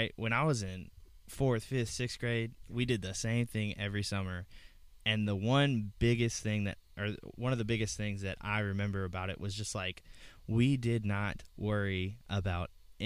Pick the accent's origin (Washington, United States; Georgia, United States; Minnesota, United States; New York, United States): Georgia, United States; moved away; when I was growing up in Georgia